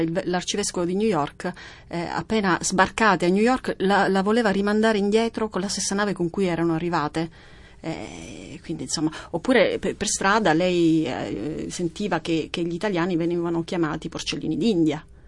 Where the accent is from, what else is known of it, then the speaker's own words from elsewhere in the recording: Sicily, Italy; come siciliana